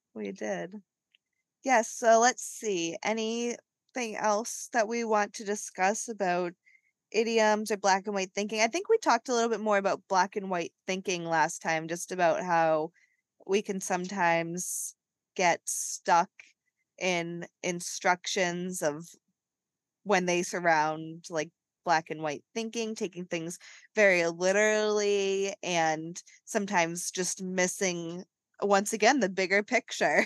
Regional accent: New England, United States; us growing up in New England

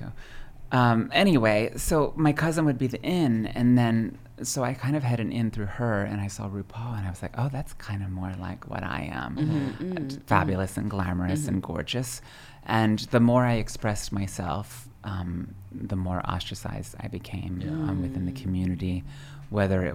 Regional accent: Pennsylvania, United States; moved away; also born or lived in New York; grew up in a tiny little village in southern central Pennsylvania

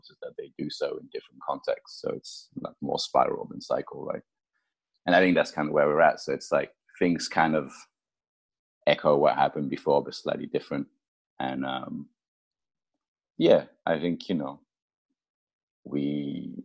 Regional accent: France; moved away; also born or lived in United Kingdom / Japan / United States; I grew up in France, I lived in the UK, I lived in Japan, I lived in the States.

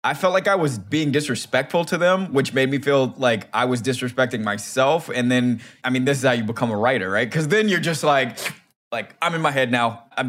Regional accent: Silver Spring, Maryland, United States; It's not like I'm from DC. I'm from Silver Spring, like I said

